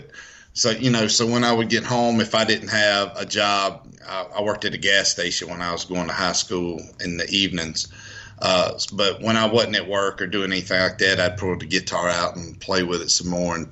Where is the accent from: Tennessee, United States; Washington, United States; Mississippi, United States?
Mississippi, United States; Escatawpa; moved away as an adult; now in Nashville, United States; I grew up in a little town called Escatawba, Mississippi